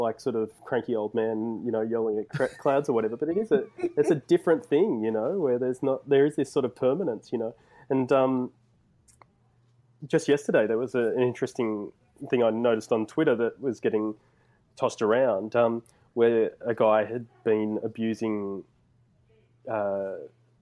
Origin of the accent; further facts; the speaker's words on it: Bourke, New South Wales, Australia; I spent a fair chunk of my childhood growing up in Bourke, which is a rural community in sort of far west New South Wales.